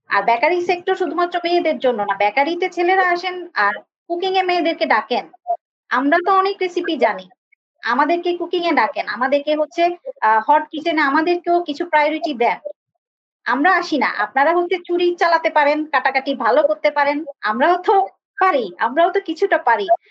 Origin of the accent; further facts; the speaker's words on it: Comilla, Chittagong Division, Bangladesh; আমার শহর কিন্তু কুমিল্লা